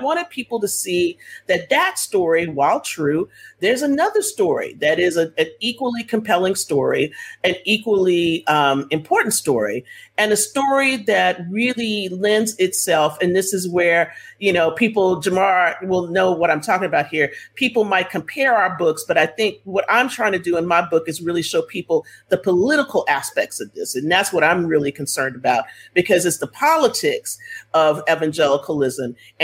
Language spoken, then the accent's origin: English; Texas, United States; I'm from Texas